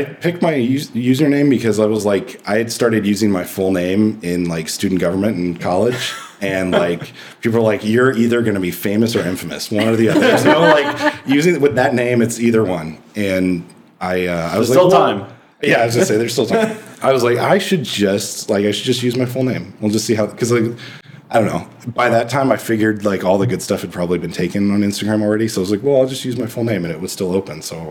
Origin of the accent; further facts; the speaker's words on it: Midwest, United States; growing up in the Midwest